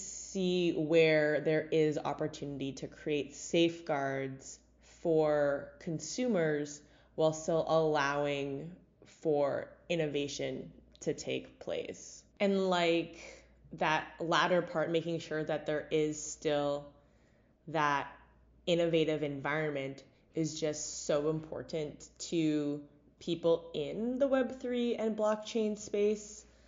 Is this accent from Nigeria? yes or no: no; Canada; Sometimes we're too Canadian for our own good.